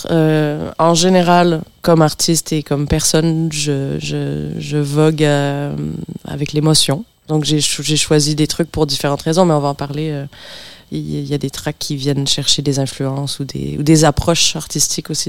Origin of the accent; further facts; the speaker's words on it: Montreal, Quebec, Canada; born there; also born or lived in France; J'essayais d'expliquer parce que bon, je suis né à Montréal.